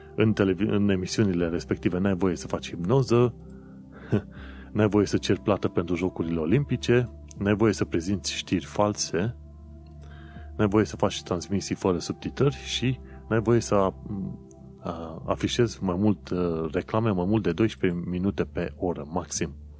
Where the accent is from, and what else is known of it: Romania; now in London, United Kingdom